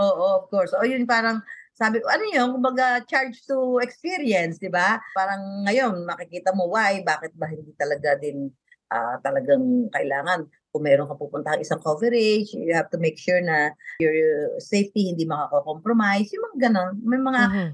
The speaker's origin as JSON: {"language": "Tagalog", "town": "Carmona", "region": "Calabarzon", "country": "Philippines", "tie": "born or raised there", "said": "Cavite talaga ako. Yung bayan namin, yung Carmona, Cavite"}